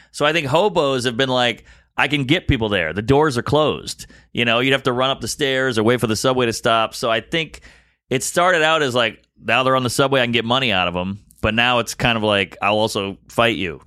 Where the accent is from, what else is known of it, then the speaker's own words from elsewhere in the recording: the South, United States; also born or lived in Brooklyn, New York; now in New York, United States; just being a kid growing up in the South